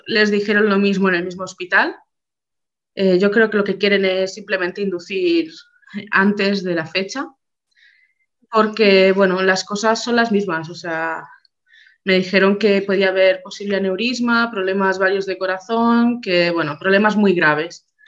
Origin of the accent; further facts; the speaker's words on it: Barcelona, Catalonia, Spain; nosotros somos de Barcelona